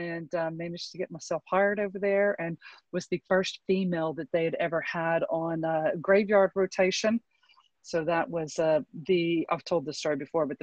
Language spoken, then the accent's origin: English; Texas, United States; I grew up in the South in Texas